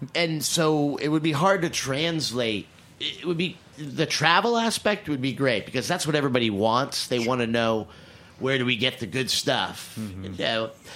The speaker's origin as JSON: {"language": "English", "region": "New England", "country": "United States", "said": "I am from New England"}